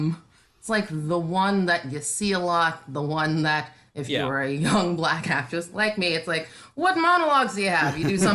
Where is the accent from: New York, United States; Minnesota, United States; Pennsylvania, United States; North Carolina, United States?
North Carolina, United States; I grew up in North Carolina.